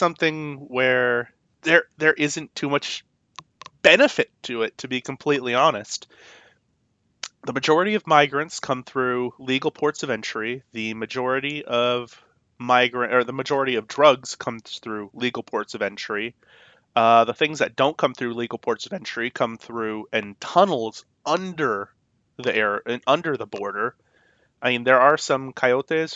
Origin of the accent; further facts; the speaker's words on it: El Paso, Texas, United States; moved away as an adult; now in South Dakota, United States; I was brought up in a city where you could do that and not really have to be afraid for yourself